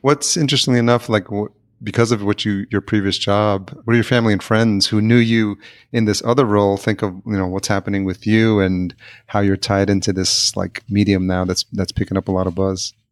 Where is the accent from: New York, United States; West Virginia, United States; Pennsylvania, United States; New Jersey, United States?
New York, United States; I grew up in New York